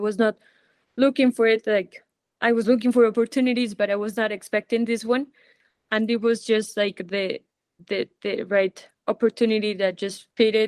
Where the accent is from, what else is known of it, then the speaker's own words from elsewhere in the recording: Colombia; also born or lived in Spain; here in my home country